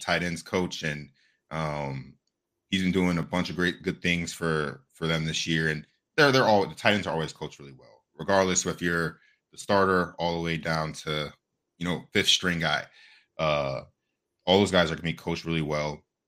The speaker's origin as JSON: {"language": "English", "region": "Ohio", "country": "United States", "tie": "born or raised there", "said": "growing up in Ohio"}